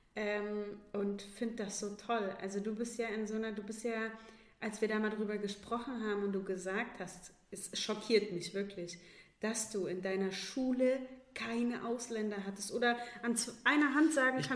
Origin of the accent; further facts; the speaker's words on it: Baunatal, Hesse, Germany; moved away; also born or lived in Kassel; in Baunatal, wo ich herkomme